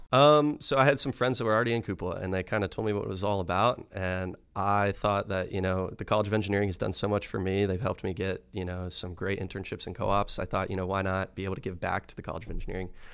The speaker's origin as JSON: {"language": "English", "town": "Medina", "region": "Ohio", "country": "United States", "moved": "yes", "said": "I'm originally from, I, I say Cleveland, Ohio, but it's actually a town just south of Cleveland, Medina, Ohio"}